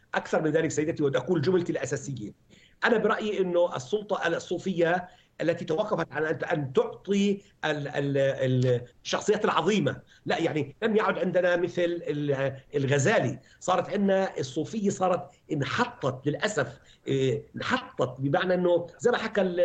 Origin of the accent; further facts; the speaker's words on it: Palestine; انا بحكي من فلسطين